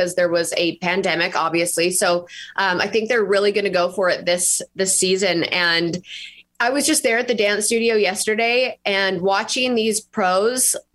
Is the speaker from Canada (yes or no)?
yes; Canada; moved away as an adult; now in Nashville, United States; I'm from Canada originally. And then I moved to Nashville about 6 years ago, and I've been there ever since.